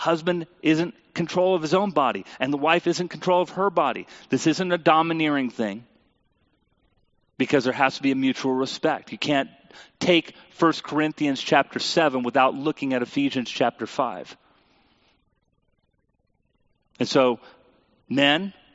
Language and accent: English; United States; as a American Christian people